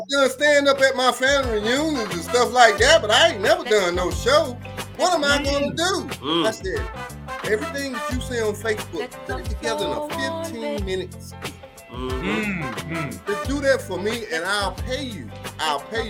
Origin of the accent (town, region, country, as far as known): Zebulon, North Carolina, United States; born or raised there